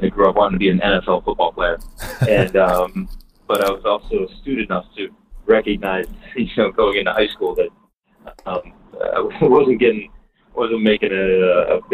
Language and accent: English; Lafayette, New York, United States; a fellow long stick middie and defenseman growing up in Lafayette, New York